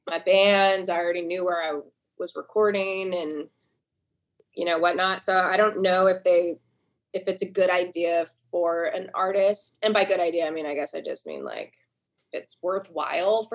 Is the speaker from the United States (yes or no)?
yes; near Seattle, Washington, United States; moved away as an adult; also born or lived in Boston, United States / New York City, United States / Poughkeepsie, United States; now in Nashville, United States; I grew up near Seattle, not in the city